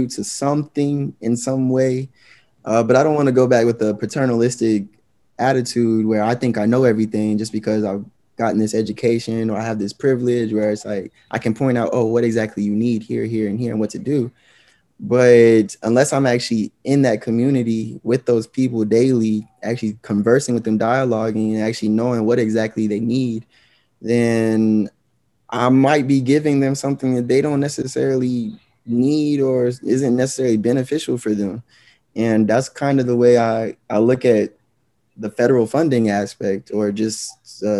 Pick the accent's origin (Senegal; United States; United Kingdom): United States; Georgia; being a Black male growing up in Georgia